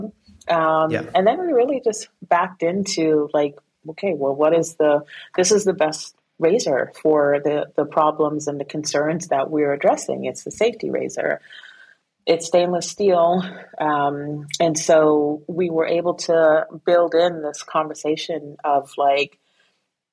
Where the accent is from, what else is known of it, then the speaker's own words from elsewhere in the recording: New York City, New York, United States; also born or lived in Guyana; I went to Guyana when I was just 2 months old, came back when I was 7 years old, and I lived within this, an immigrant community in Flatbush, Brooklyn